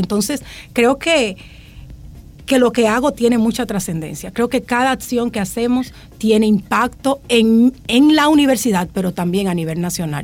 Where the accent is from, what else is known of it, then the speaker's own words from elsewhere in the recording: Dominican Republic; moved away; Yo vengo de, un pueblo, de Altagracia, de caso Recurso, pero tenía una madre maestra maestra